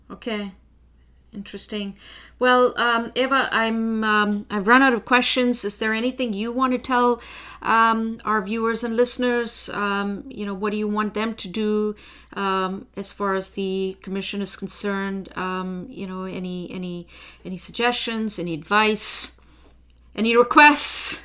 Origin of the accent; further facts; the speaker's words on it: India; now in Ottawa, Canada; I am originally from India